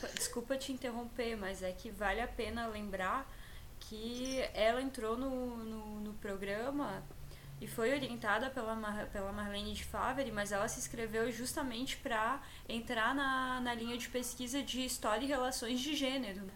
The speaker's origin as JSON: {"language": "Portuguese", "region": "Santa Catarina", "country": "Brazil", "said": "sou aqui de Santa Catarina"}